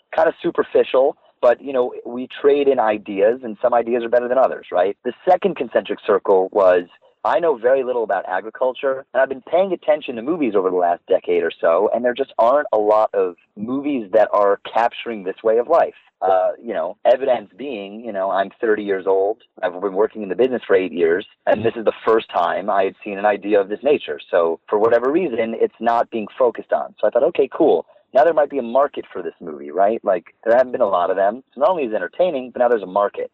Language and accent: English; New York City, New York, United States; So uh, I grew up in Manhattan in New York City. I uh, was on the Upper West Side